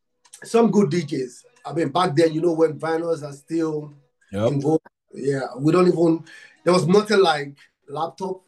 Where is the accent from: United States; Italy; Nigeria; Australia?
Nigeria; I'm from Africa, Nigeria. I'm from Nigeria